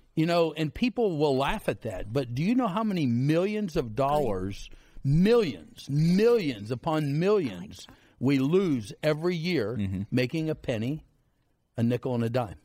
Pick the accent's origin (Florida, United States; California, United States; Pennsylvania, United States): Pennsylvania, United States; Central City; I'm from Central City, Pennsylvania. 900 people. They got a food pantry in town